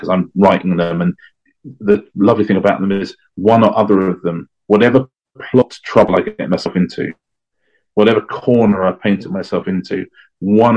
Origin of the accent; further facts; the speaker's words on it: England, United Kingdom; as an Englishman